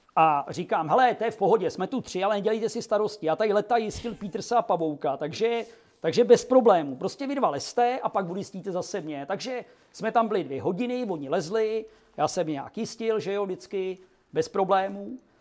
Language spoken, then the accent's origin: Czech; Czechia